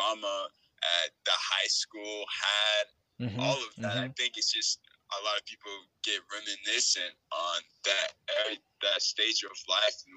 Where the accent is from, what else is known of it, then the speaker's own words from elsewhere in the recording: DR Congo; now in United States; my home country, the Democratic Republic of Congo